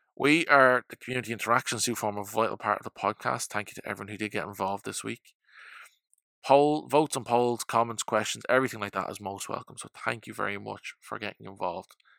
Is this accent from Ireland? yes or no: yes; Ireland; as an Irishman